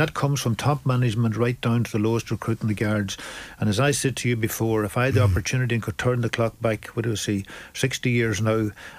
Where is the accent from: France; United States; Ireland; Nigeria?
Ireland; growing up in Ireland today, because it's not as simple growing up today as it was when I was growing up in the 40s and 50s.